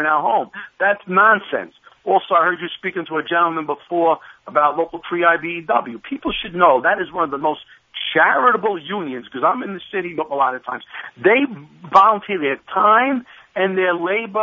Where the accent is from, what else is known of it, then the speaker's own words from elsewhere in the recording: New York City, New York, United States; I'm a Bronx boy.